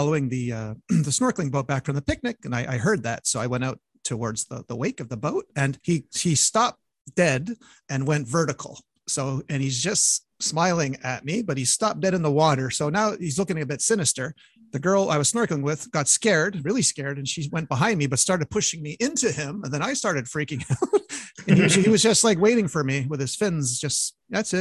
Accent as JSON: {"language": "English", "country": "Canada", "said": "those Canadian winters"}